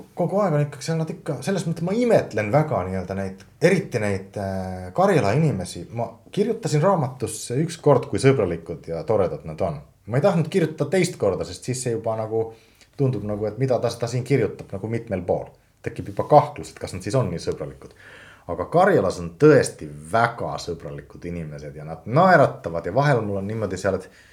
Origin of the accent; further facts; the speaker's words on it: Finland; Estonian is a second language; now in Estonia; ma olen soomlane